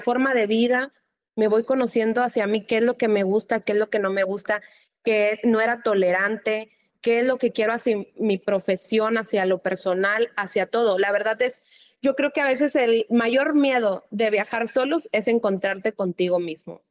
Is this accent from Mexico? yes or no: yes; Mexico; como aquí un mexicano, nosotros lo demostramos todo muy efusivo